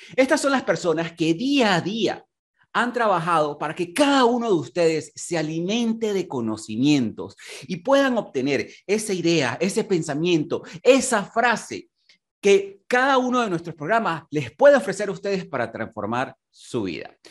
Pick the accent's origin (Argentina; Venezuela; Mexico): Venezuela; moved away as an adult; en mi país natal, en Venezuela. Me tocó emigrar y comenzar desde cero también.